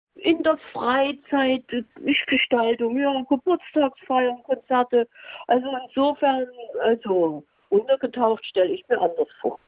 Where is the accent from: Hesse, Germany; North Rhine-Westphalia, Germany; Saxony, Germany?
Saxony, Germany; bei uns in Sachsen